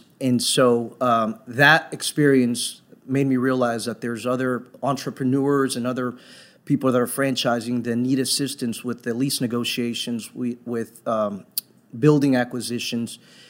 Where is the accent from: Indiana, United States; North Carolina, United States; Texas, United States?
Texas, United States; Dallas; I grew up in Dallas, Fort Worth, so I've been here for almost 25 years.